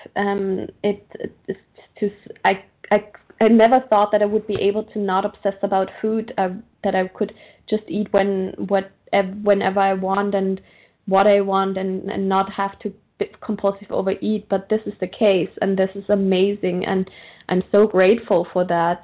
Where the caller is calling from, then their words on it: Austria; I'm calling from Austria, Central European time.